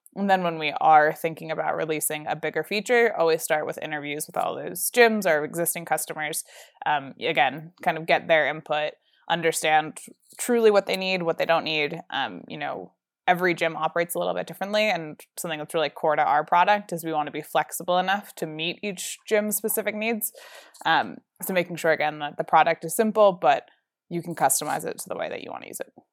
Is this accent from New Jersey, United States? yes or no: yes; New Jersey, United States; moved away as an adult; now in Colorado, United States; I grew up in New Jersey, um, my whole life